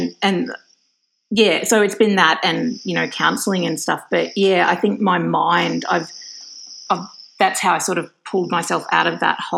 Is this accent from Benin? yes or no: no; Australia; being Australian